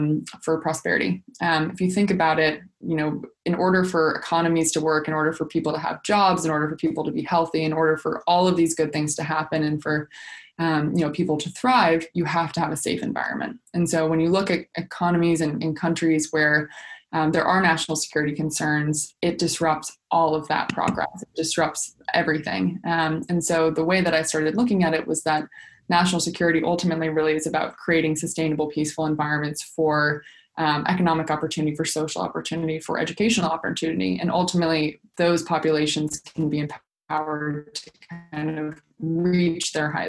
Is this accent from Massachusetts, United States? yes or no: no; Washington, District of Columbia, United States; my own personal experience of growing up in Washington, D.C.